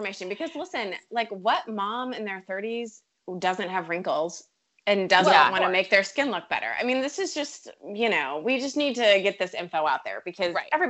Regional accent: Richmond, Virginia, United States; now in Asheville, United States; I'm from Virginia as well.

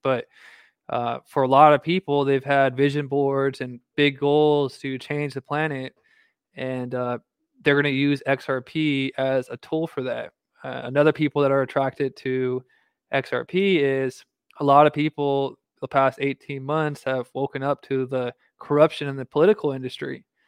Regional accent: Southern California, United States; moved away; I'm originally from Southern California

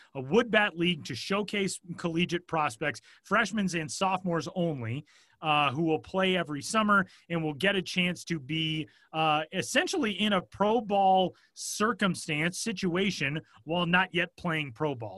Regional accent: Denver, Colorado, United States; being born and raised in Denver

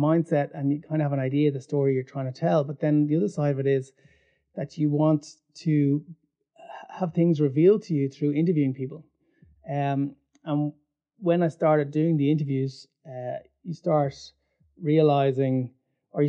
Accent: Ireland; as an Irish person living through the 80s, through the 90s

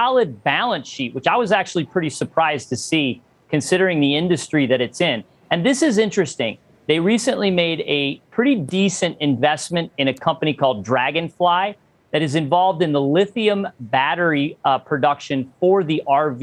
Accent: Rochester, New York, United States; moved away; I'm originally from Rochester, New York

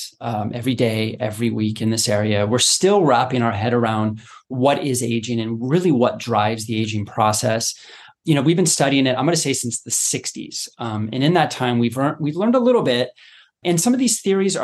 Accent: Boulder, Colorado, United States; I grew up in Colorado, you know, Boulder area, going to Red Rocks Amphitheater

